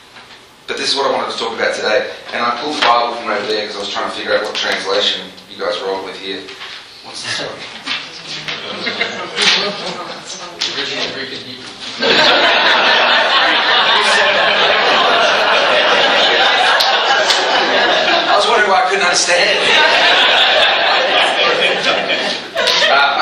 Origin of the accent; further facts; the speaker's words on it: Melbourne, Victoria, Australia; moved away as an adult; also born or lived in England; now in Nashville, United States; I was born in England, grew up in Australia, in Melbourne, Australia, and now I've been living in Nashville, Tennessee for 15 years